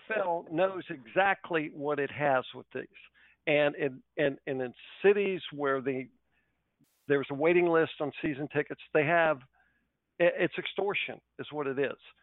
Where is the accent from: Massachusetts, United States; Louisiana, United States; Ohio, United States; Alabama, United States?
Ohio, United States; growing up in Ohio